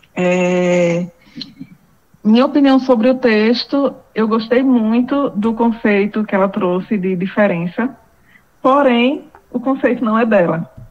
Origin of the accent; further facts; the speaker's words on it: Northeast, Northeast Brazil, Brazil; eu sou uma mulher negra, sou estudante, sou nordestina, trabalhadora